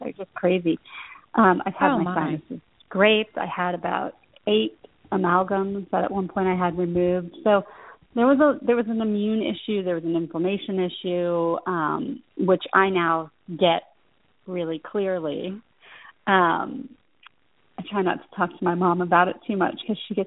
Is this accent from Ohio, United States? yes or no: yes; Columbus, Ohio, United States; moved away; also born or lived in New York; I grew up in Columbus, Ohio. I'm a Buckeye fan.